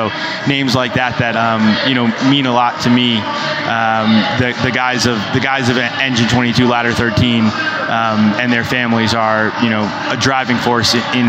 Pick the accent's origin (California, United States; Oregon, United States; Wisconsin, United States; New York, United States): New York, United States; New York City; also born or lived in Dominican Republic; I grew up in New York City, was playing ball. My dad was a New York City fireman, so I spent a bunch of time in Spanish Harlem.